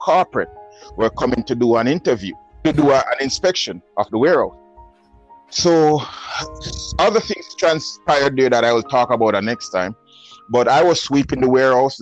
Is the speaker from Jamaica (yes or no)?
yes; Jamaica; accent: Jamaican; moved away; I'm from Jamaica, not Trinidad